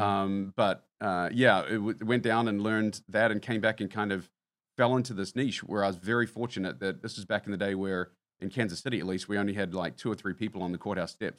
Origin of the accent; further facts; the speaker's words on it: New Zealand; moved away as an adult; now in United States; having been born and raised in New Zealand